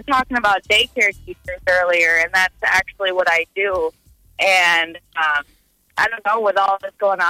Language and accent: English; Southwest Iowa, United States; I'm from Southwest Iowa